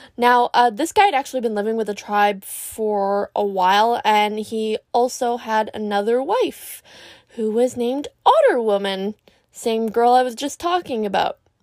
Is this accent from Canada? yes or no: yes; Canada; I'm Canadian